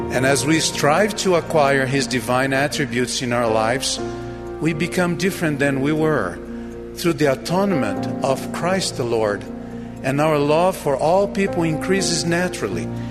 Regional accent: Brazil; My home country of Brazil

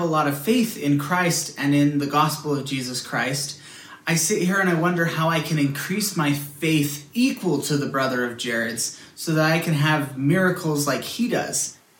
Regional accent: Rexburg, Idaho, United States; I'm actually from Rexburg, Idaho. I'm going up to school here

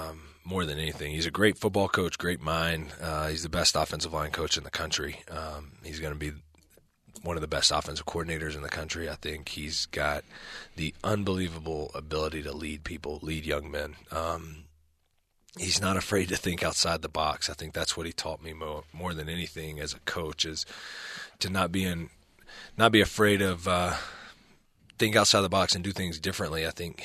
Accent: Birmingham, Alabama, United States; now in Provo, United States; I tell people all the time, I come from the Bible Belt in Birmingham and south in the southeastern United States, so very conservative part of the country.

